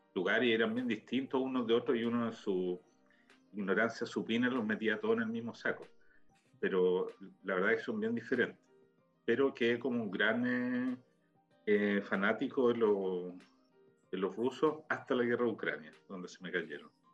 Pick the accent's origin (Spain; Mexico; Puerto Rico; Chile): Chile; now in Israel; renovar el pasaporte, pero el chileno